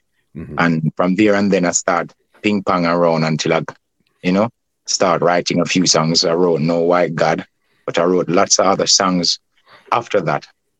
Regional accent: Kingston, Jamaica; I grew up in the community of Augustown, easterly of Kingston, neighboring to the University of the West Indies.

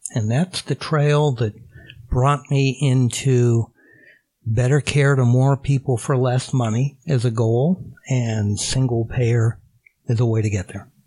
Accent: Phoenix, Arizona, United States; moved away; I grew up in Phoenix, Arizona

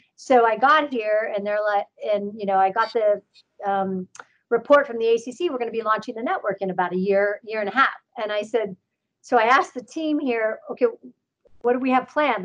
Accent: Canton, Ohio, United States; moved away as an adult; now in Pittsburgh, United States; I growing up in Canton, Ohio, is the it's the home of the Pro Football Hall of Fame.

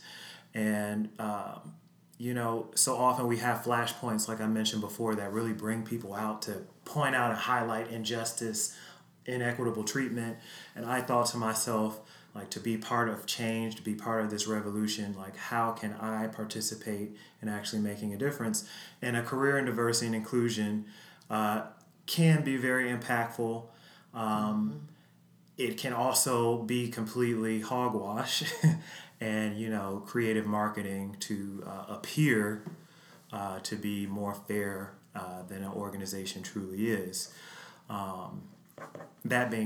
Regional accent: Chicago, Illinois, United States; I was born and raised on Chicago's South Side.

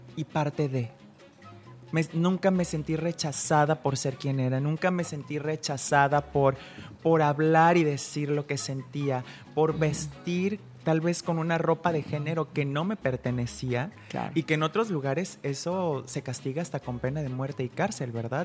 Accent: Guadalajara, Jalisco, Mexico; now in Puerto Vallarta, Mexico; soy eh, de Guadalajara, pero yo soy pata salada.

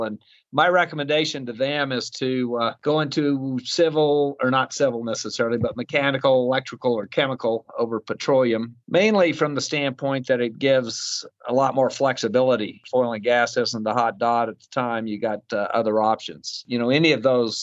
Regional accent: Farmington, New Mexico, United States; also born or lived in Golden, Colorado / Denver, Colorado / Rangeley, Colorado / Bakersfield, California; I was born and raised in Farmington

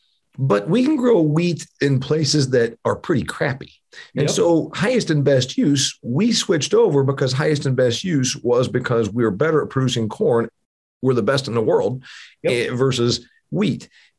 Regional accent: Indiana, United States; The reality, the state of Indiana, my home state, one of the I states, one of the big five producers of corn.

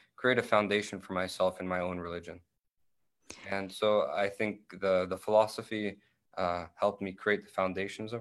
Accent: Tampa, Florida, United States; growing up in Tampa, Florida

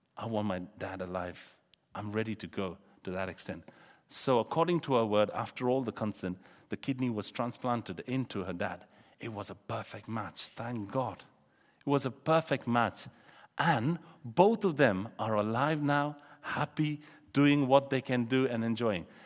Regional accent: India; moved away; I come from India

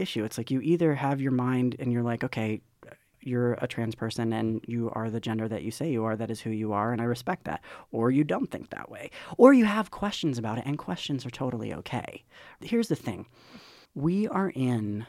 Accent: Charlotte, North Carolina, United States; moved away; I'm from Charlotte, North Carolina

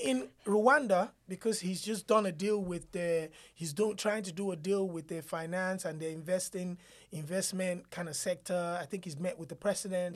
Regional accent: Nigeria; as a Nigerian

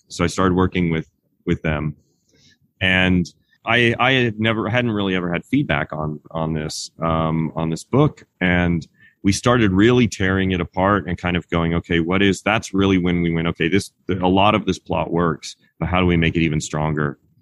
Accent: Kansas, United States; moved away as an adult; also born or lived in Los Angeles, California; now in Sherman Oaks, United States; I grew up in Kansas, in a small town in Kansas, and then I moved to Los Angeles after I graduated from college.

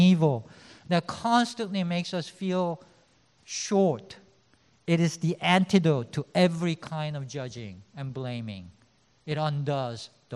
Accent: South Korea; now in New York, United States; I come from Korea. I often visit Korea.

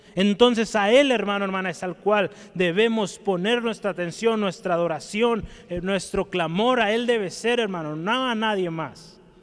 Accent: Guadalajara, Jalisco, Mexico; Como tapatíos, ¿verdad? que amamos nuestro Jalisco, nuestro Guadalajara

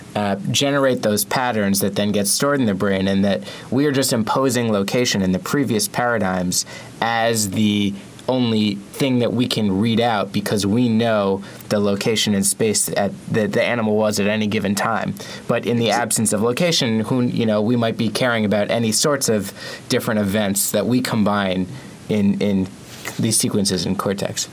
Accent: New York, United States; As a New Yorker myself

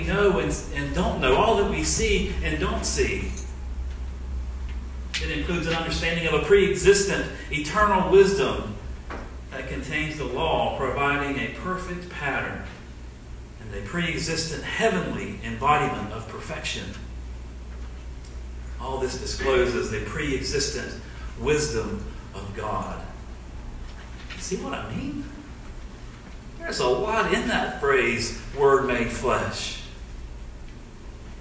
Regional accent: Southeast Alabama, United States; I'm from Southeast Alabama. I'm in Dothan, Alabama.

